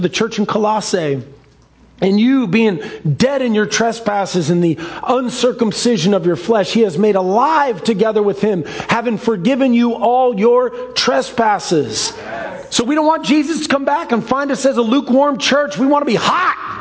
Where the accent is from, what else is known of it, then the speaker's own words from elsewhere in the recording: Seattle, Washington, United States; I grew up in Ballard, the center of the universe